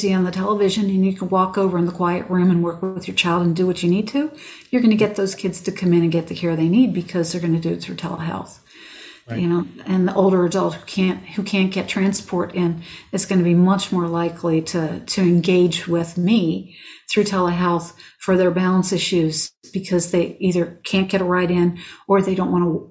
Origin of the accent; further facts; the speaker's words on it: Western Pennsylvania, United States; I grew up in Western Pennsylvania